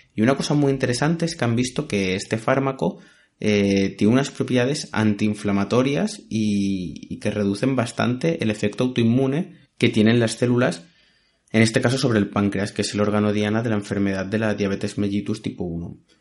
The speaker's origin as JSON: {"language": "Spanish", "country": "Spain", "said": "los que como yo somos españoles"}